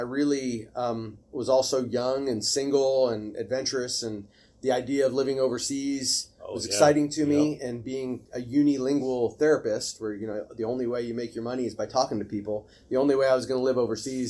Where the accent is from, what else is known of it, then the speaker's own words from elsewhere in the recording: Houston, Texas, United States; I grew up in Houston and kind of public school education